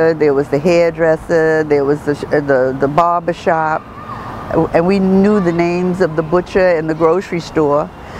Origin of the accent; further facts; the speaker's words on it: New York City, New York, United States; Born and raised in the same area that we're in today.